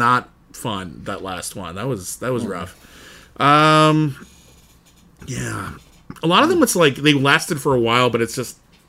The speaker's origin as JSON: {"language": "English", "country": "United Kingdom", "said": "Yeah, I'm British."}